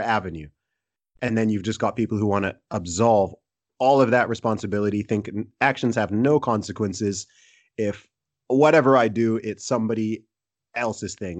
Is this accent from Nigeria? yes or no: yes; Nigeria; I'm Nigerian.